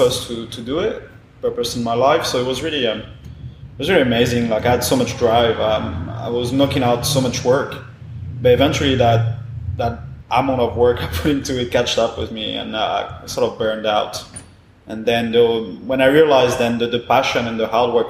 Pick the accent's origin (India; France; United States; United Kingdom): France; English is a second language; moved away as an adult; now in Australia; I come from France.